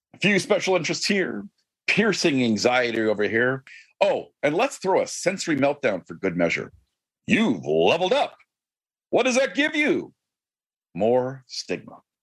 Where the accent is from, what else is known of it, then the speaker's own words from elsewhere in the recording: Canada; I am Canadian.